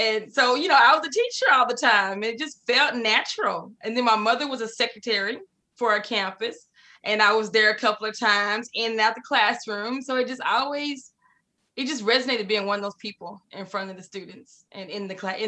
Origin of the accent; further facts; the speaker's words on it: Waco, Texas, United States; I'm from Waco, Texas